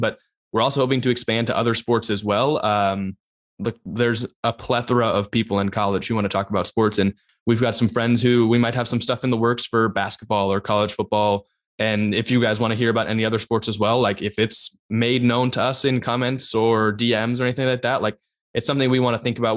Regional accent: Bay Area, California, United States; I'm also from the Bay Area.

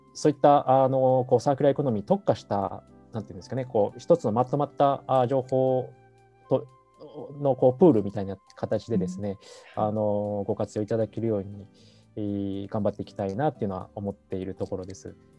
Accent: Nara, Japan; moved away as an adult; also born or lived in Osaka; 生まれは関西の方で大阪生まれで、まあ、育ちは奈良県だったんですけども、うんうん、えー、まああの二十歳ぐらいまでそこにおりまして

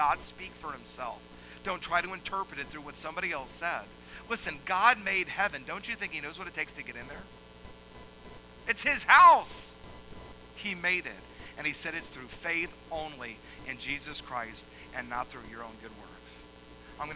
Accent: Atlanta, Georgia, United States; I grew up in Atlanta

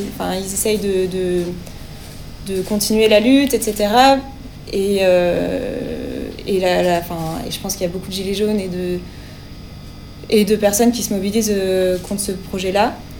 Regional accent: Lyon, Auvergne-Rhône-Alpes, France; en tant que Lyonnais et Lyonnaise

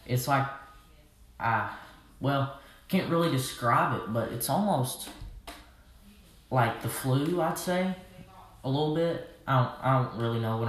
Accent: Arkansas, United States; I'm from Arkansas, so obviously I'm a redneck

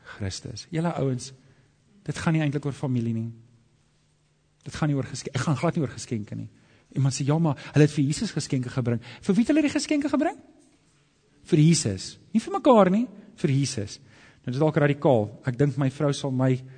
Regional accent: Alberton, Gauteng, South Africa; ek het groot geword in Johannesburg in Alberton

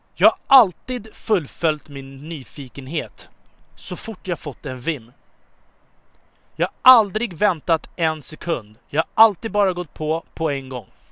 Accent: Upplands Väsby, Stockholm County, Sweden; Början av min uppväxt startade i Upplands Väsby

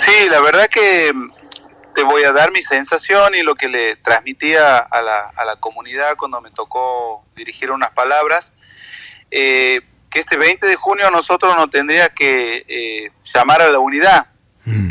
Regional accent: Argentina; los argentinos tiramos de un lado para otro la cuerda

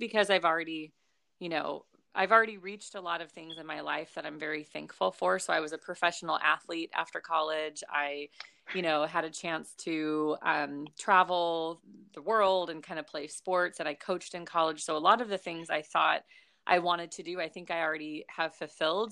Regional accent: Long Beach, California, United States; also born or lived in Notre Dame, Indiana; I grew up here in, like, Long Beach, California, so I grew up in California.

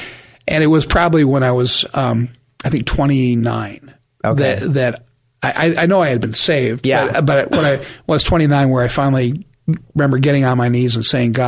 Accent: San Diego, California, United States; I grew up in the San Diego area over by Rolando area.

